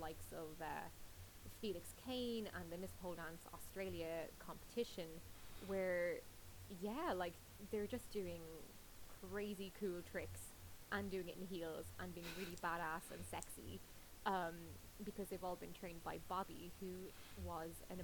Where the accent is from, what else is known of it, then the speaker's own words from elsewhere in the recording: Drogheda, County Louth, Ireland; my hometown of Drogheda